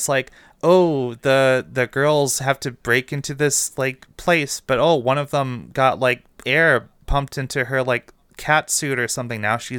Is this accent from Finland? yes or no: no; Romania; I don't know, like I'm Romanian, so I'm not like from Turkey.